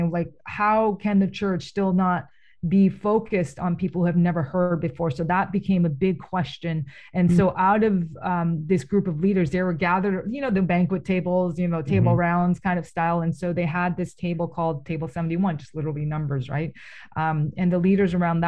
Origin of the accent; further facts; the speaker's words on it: Toronto, Ontario, Canada; I was born in Toronto. My parents immigrated to Toronto